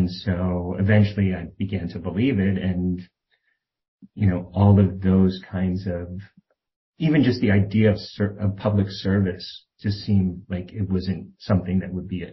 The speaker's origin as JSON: {"language": "English", "area": "outside Philadelphia", "region": "Pennsylvania", "country": "United States", "tie": "born or raised there", "said": "I didn't grow up in Philadelphia, which probably would have, I don't know if that would have been better or worse. We grew up outside in what was a very rural area when I was a little kid, and became very much like suburban sprawl by the time I graduated high school."}